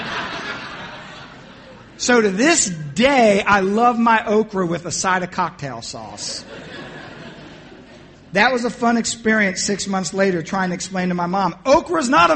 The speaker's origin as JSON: {"language": "English", "town": "Atlantic City", "region": "New Jersey", "country": "United States", "tie": "born or raised there", "also_born_or_lived": "Philadelphia, Pennsylvania / North Carolina", "moved": "yes", "said": "I was born in South Philly. And at the age of 2, my mother and my aunt started opening up restaurants in Atlantic City, New Jersey. We went there. That's where I grew up"}